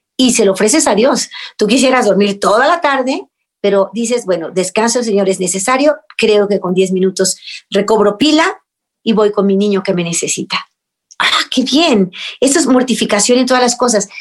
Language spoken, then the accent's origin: Spanish; Mexico; en México, en mi país